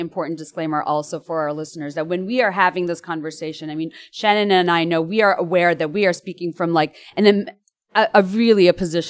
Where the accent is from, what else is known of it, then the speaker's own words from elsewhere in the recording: Dhaka, Dhaka Division, Bangladesh; I grew up in Dhaka, Bangladesh